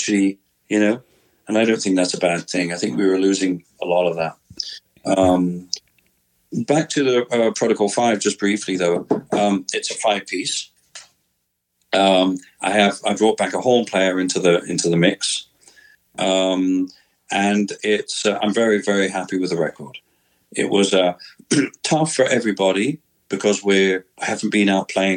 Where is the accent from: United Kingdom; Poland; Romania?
United Kingdom; moved away; also born or lived in United States; growing up in Britain